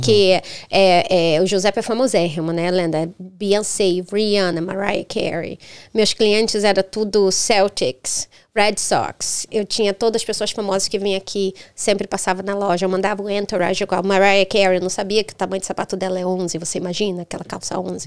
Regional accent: Rio de Janeiro, Brazil; born or raised there; moved away as an adult; also born or lived in Denmark / Europe

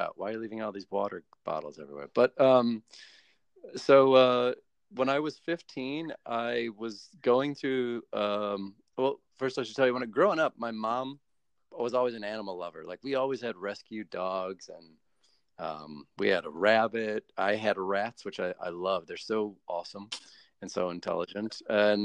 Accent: United States; I'm American

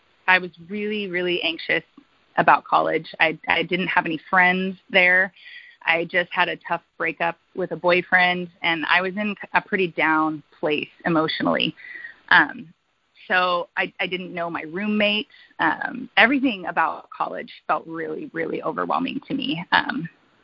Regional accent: United States; I'm from Washington

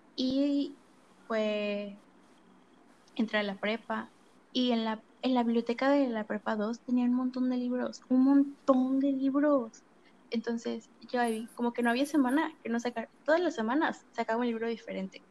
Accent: State of Mexico, Mexico; yo soy del Estado de México

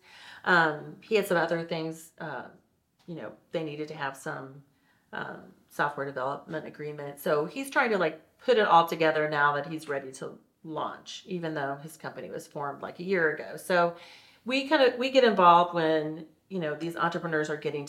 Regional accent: St. Louis, Missouri, United States; now in Kansas City, United States; I grew up in St. Louis.

